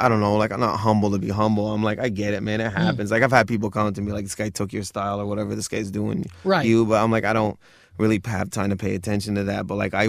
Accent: Michigan, United States; Because I grew up near Detroit, and my cousins used to play hip hop all the time.

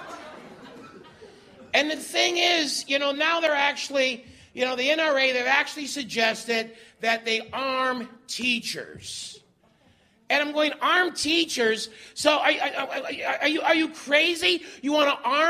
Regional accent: Winnipeg, Manitoba, Canada; moved away; I'm originally from Transcona, which is the Métis word for Ukrainians working at CN

